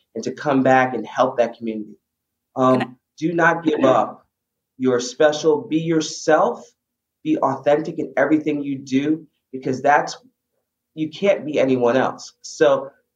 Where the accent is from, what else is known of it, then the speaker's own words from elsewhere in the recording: New York City, New York, United States; I grew up in the Bronx